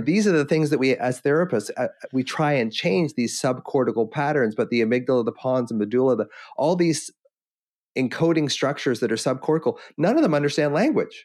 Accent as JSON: {"language": "English", "town": "Victoria", "region": "British Columbia", "country": "Canada", "said": "I'm, I'm Victoria, British Columbia"}